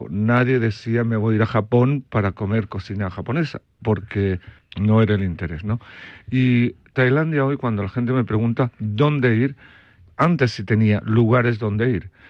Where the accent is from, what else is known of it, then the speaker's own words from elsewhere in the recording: Belgium; also born or lived in Chile; Soy de Bélgica, nací en Chile. Soy de Bélgica